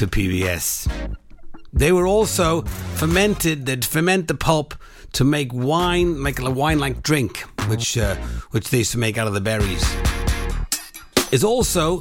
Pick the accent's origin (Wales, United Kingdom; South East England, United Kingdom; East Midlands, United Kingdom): Wales, United Kingdom; Welsh; being Welsh, drinking tea.